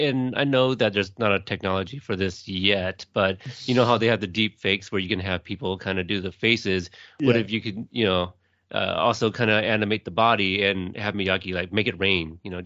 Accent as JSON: {"language": "English", "country": "United States", "tie": "born or raised there", "said": "But I'm not from there, so that's a little bit different. But you know, I'm American. I was born in the U.S."}